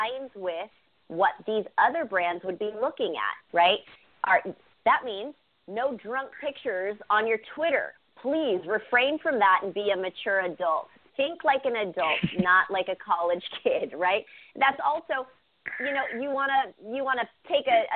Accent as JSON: {"language": "English", "area": "Bay Area", "region": "California", "country": "United States", "tie": "born or raised there", "said": "growing up in the Bay Area, my family was divided."}